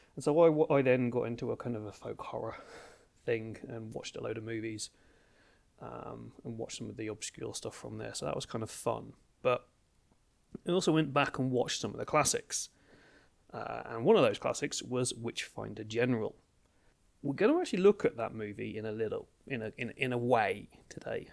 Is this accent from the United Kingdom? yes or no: yes; Brandeston, East of England, United Kingdom; also born or lived in Ipswich; I grew up in a, in a village called Branderston, uh, which is about thirty minutes north of Ipswich